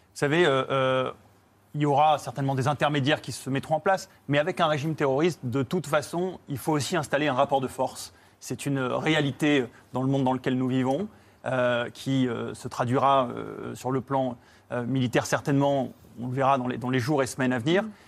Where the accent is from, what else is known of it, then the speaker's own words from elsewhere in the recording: France; nous, en tant que Français